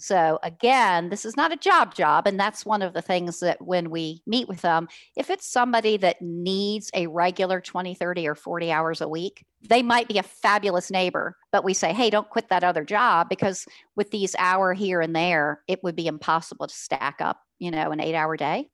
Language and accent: English; Richmond, Virginia, United States; I'm from Richmond, Virginia, born and raised in Richmond